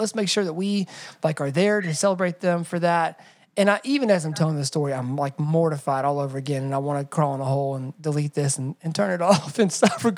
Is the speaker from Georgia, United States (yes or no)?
yes; Atlanta, Georgia, United States; I grew up in Atlanta, so I had a lot of friends who looked different than me and had different cultural traditions than me